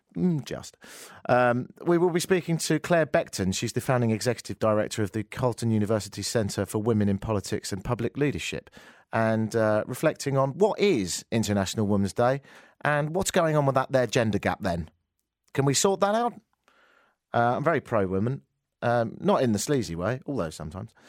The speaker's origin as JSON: {"language": "English", "region": "England", "country": "United Kingdom", "moved": "yes", "said": "I'm English"}